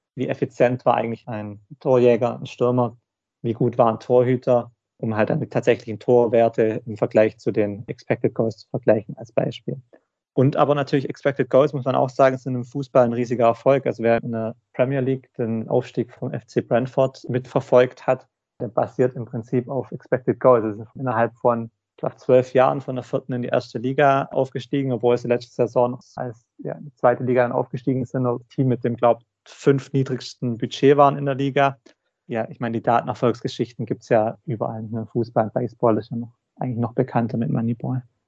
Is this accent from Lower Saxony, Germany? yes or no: no; Balingen, Baden-Württemberg, Germany; moved away; ich komme ursprünglich aus Baling oder eigentlich aus Weltstätten, daher das Handballinteresse